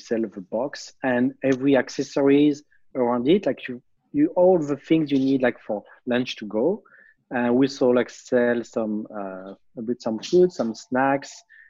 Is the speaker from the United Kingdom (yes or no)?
no; France; moved away as an adult; now in Japan; So I'm originally from France, and I came to study in Japan at Kyoto University in 2003. And I thought I'd be here for just 1 year, and I'm still here 17 years after.